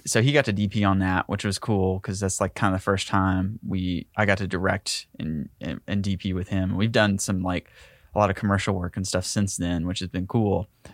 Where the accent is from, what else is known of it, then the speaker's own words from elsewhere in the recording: Ringgold, Georgia, United States; moved away; I grew up in Ringgold, Georgia